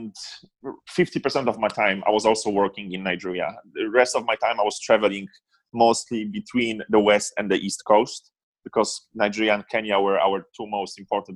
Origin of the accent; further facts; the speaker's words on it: Poland; moved away as an adult; born and raised in Poland until I was 19